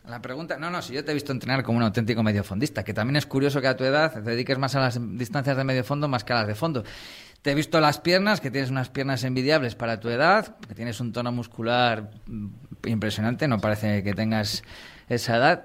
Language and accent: Spanish; Valladolid, Castile and León, Spain; yo soy de Valladolid